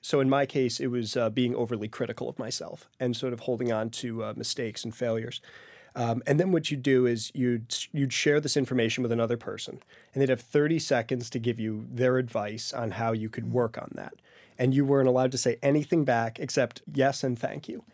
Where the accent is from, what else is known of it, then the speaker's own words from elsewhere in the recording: Great Barrington, Massachusetts, United States; moved away as an adult; going back to serve in my hometown of Great Barrington